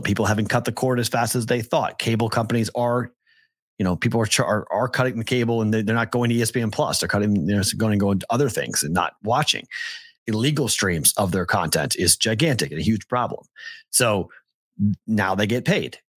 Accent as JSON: {"language": "English", "area": "North Shore of Boston", "region": "Massachusetts", "country": "United States", "said": "I'm from the North Shore"}